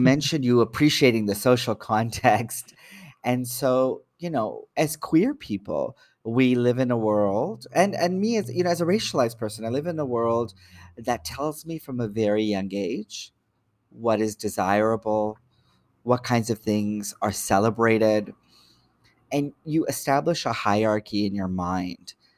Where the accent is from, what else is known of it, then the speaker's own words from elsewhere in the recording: Toronto, Ontario, Canada; I'm born and raised in Toronto